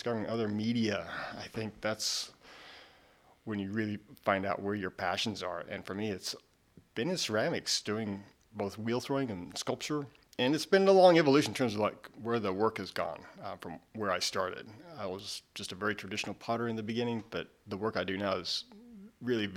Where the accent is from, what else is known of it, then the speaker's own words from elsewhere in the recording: Pratt, Kansas, United States; moved away as an adult; I grew up in Pratt, Kansas.